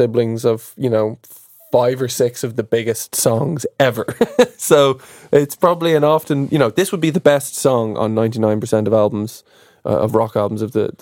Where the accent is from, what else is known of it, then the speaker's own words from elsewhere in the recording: Dublin, Leinster, Ireland; accent: Dublin; my Dublin accent